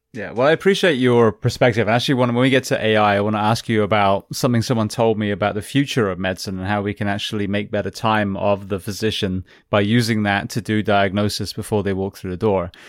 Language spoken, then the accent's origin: English; England, United Kingdom; now in United States; national health that I grew up with in England